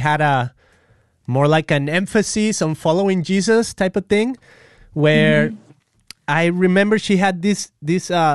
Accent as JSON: {"language": "English", "town": "Guadalajara", "region": "Jalisco", "country": "Mexico", "tie": "born or raised there", "moved": "as an adult", "said": "I'm from Guadalajara, yes. Mexico, and it's kind of like central Mexico and to the west"}